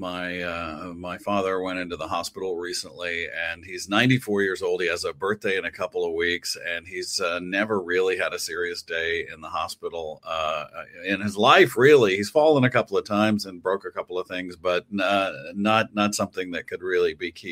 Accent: West Texas, United States; now in New York City, United States; So here were these Brooklyn Jews raising kids in West Texas, and I was the only Jewish person in my high school.

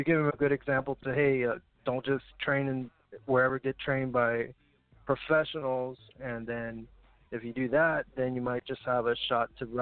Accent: Corpus Christi, Texas, United States; also born or lived in Laredo, Texas; I was on Laredo 8 years, and then I come back to my hometown in Corpus

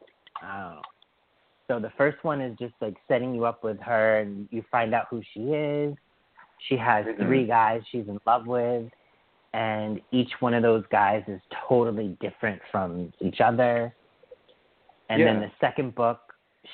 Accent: Western Massachusetts, United States; I grew up in Western Mass at this place called Pheasant Hill Village

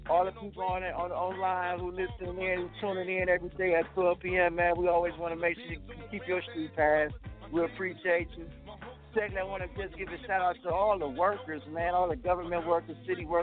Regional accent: Cleveland, Ohio, United States; This is my hometown, Cleveland, Ohio, and just let you know how the land is.

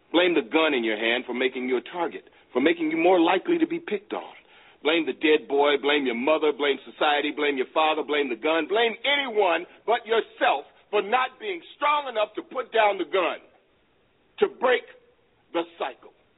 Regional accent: Palatka, Florida, United States; now in Atlanta, United States

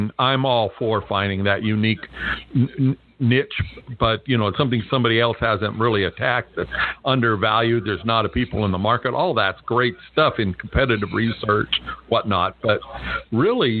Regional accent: California, United States; now in Las Vegas, United States; I grew up in California. I live in Las Vegas right now

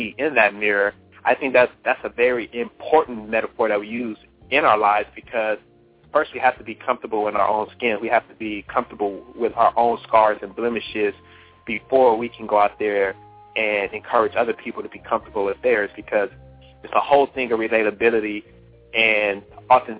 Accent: Los Angeles, California, United States; moved away as an adult; also born or lived in Miami, Florida; now in Atlanta, United States; Well, I was born and raised in Los Angeles, California. I'm a West Side guy.

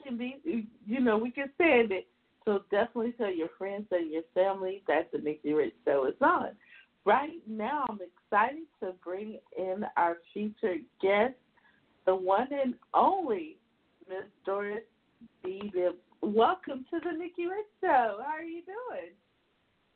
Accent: South Carolina, United States; now in California, United States; I'm from South Carolina, but I live in California now

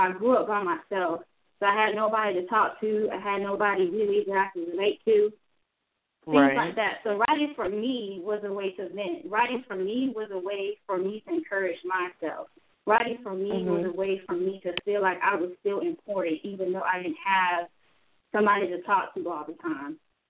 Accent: Germany; born there; I was born in Germany, you know, being a military brat.

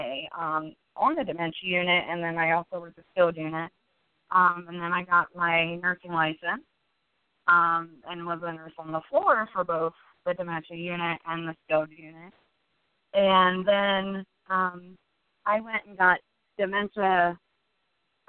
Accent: Manson, Ohio, United States; I grew up in Manson, Ohio.

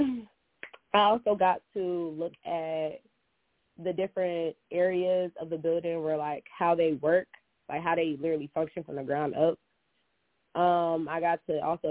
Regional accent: New Jersey, United States; moved away as an adult; now in Alabama, United States; I'm from New Jersey

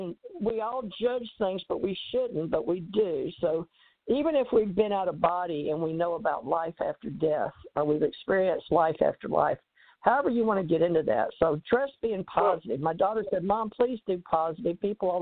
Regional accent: United States; But I was raised a Christian in America as a white Anglo-Saxon Protestant.

